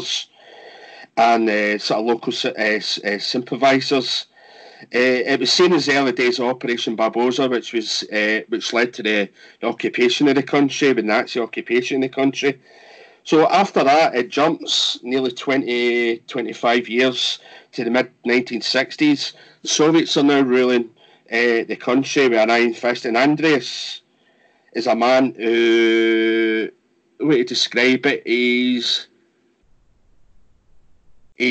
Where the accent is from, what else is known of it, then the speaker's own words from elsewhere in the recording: Scotland, United Kingdom; me being Scottish